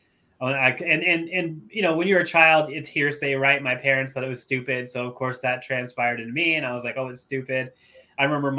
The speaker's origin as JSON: {"language": "English", "town": "Anderson", "region": "Indiana", "country": "United States", "tie": "born or raised there", "also_born_or_lived": "Dallas, Texas", "moved": "as an adult", "lives_now": "Anchorage, United States", "said": "originally I'm from Anderson, Indiana"}